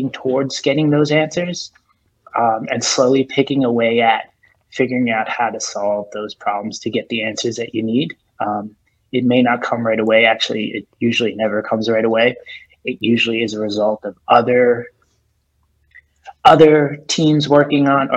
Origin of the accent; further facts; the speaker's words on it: Northeast, United States; also born or lived in New Jersey, United States; now in New York City, United States; I was born and raised in New York City. I grew up in New Jersey. I spent most of my time on the Northeast, New Jersey and New York City. I've lived in New York now for, gosh, I think 20 years. So I think it's safe to say I'm a New Yorker.